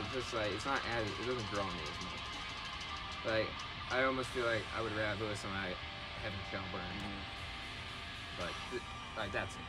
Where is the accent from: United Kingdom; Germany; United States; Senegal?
Germany; We're both from Germany, so.